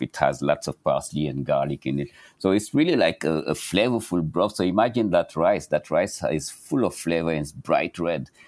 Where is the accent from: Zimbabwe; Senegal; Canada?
Senegal; now in New York City, United States; Growing up in Senegal, I had access to this rich diversity